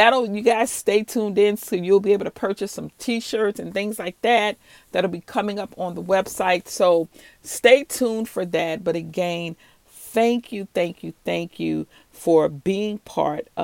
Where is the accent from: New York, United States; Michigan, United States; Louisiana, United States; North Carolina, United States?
Louisiana, United States; New Orleans; I'm from the South. I'm from New Orleans, Louisiana.